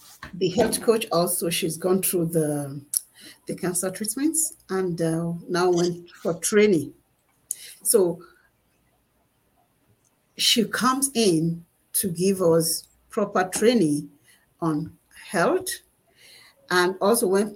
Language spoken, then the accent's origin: English; Nigeria; moved away; I'm a Nigerian